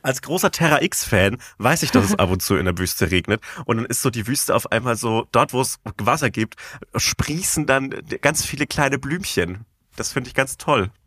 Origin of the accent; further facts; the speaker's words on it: Bavaria, Germany; Ich komme aus Bayern